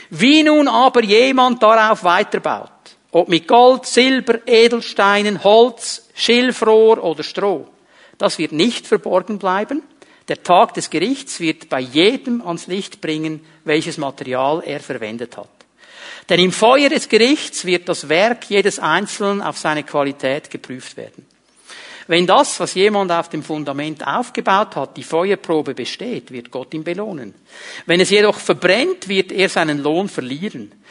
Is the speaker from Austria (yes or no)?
no; Zurich, Switzerland; Und ich bin in diesem kleinen Bauerndorf aufgewachsen im Kanton Zürich und zu der damaligen Zeit, da gab es nicht viele Italiener oder Halbitaliener